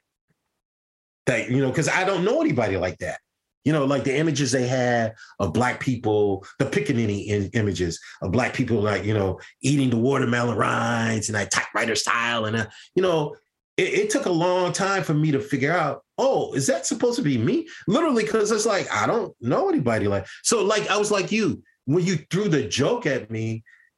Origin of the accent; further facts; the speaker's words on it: Deep South, United States; I'm from the South. I'm from the deep, deep South.